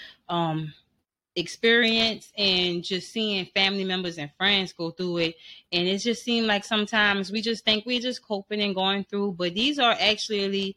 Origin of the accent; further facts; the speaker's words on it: New Orleans, Louisiana, United States; I'm from New Orleans